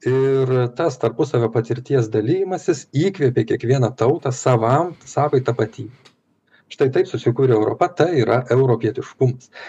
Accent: Lithuania; mes lietuviai galime didžiuotis savo lietuviškąja tapatybe

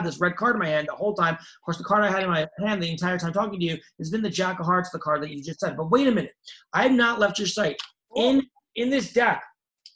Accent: New York, United States; also born or lived in Pennsylvania; I'm from New York

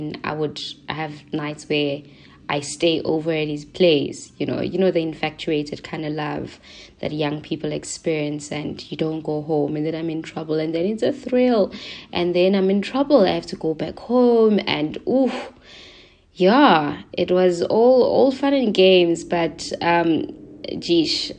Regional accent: Soweto, Gauteng, South Africa; I'm born and bred in Soweto

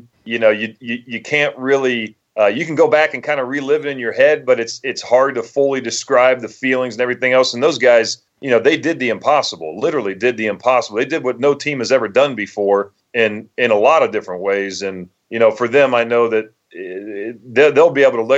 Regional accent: New Madison, Ohio, United States; moved away as an adult; now in Foxborough, United States; I grew up in Dark County, Ohio, which is West Central Ohio.

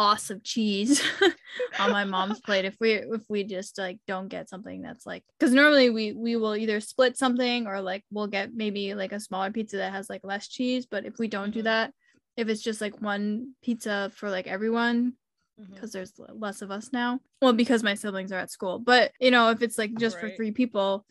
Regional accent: New England, United States; when I'm from New England

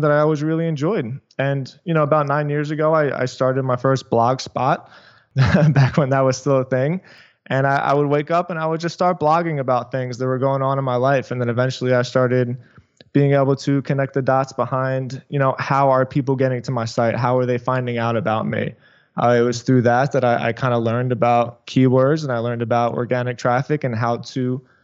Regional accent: Philadelphia, Pennsylvania, United States; moved away as an adult; now in South Florida, United States; I am from Philadelphia, but I moved to South Florida

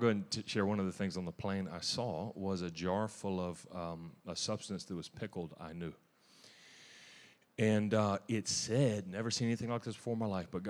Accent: Louisiana, United States; I'm from Louisiana

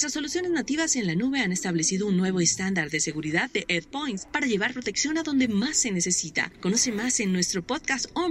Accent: Chile; now in Argentina; soy, soy chileno pero vivo, viví casi toda mi vida acá en Argentina

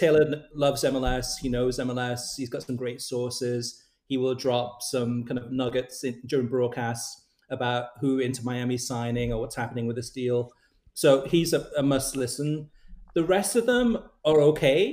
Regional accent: United Kingdom; moved away; I'm originally from the UK

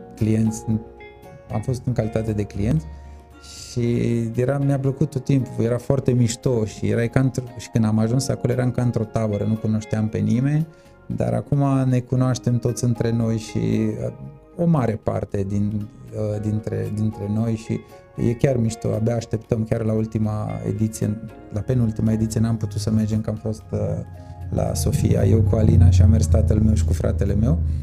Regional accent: Târgu Mureș, Mureș County, Romania; ești mândru să spui, uite, sunt din Târgu Mureș

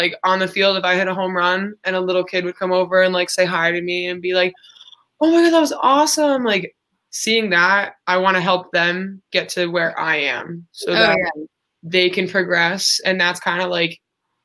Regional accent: Coventry, Rhode Island, United States; I'm from Coventry, not Cranston

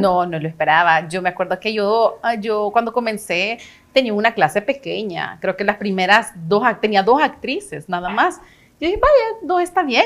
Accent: El Salvador; moved away; also born or lived in United States / Canada; soy una salvadoreña

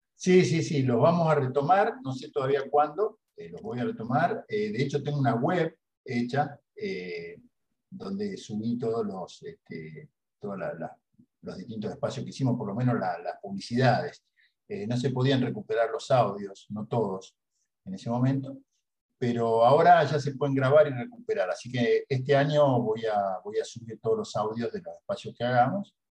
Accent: Rosario, Santa Fe, Argentina; moved away; hace dos años que estoy acá en Rosario, que es mi ciudad natal, pero yo estaba viviendo en otro lado eh, por un tiempo

